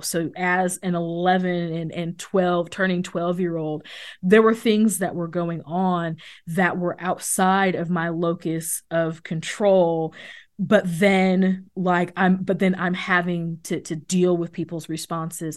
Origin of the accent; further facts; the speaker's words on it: Missouri, United States; I grew up outside of Kansas City